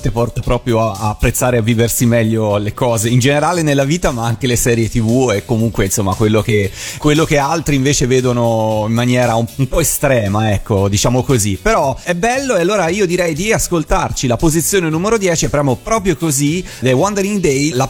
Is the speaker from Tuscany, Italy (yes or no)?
no; Seriate, Lombardy, Italy; Seriate, provincia di Bergamo.